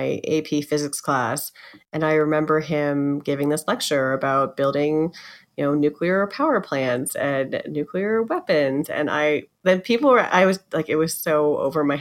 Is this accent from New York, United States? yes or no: no; Los Alamos, New Mexico, United States; Jen and I grew up in Los Alamos, New Mexico